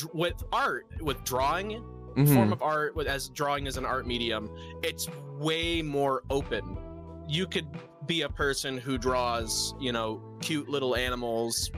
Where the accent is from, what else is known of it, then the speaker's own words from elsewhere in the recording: Michigan, United States; I'm from Michigan